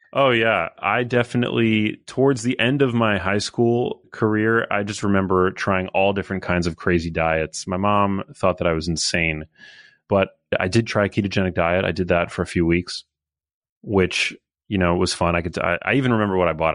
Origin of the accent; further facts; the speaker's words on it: New York City, New York, United States; I was born in Midtown Manhattan. I went to, uh, public school my whole life